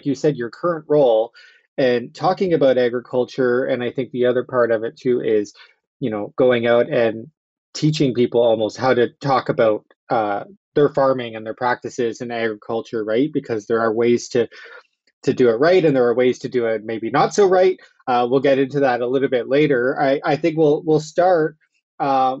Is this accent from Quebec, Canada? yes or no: no; Southwestern Ontario, Canada; I'm also from Southwestern Ontario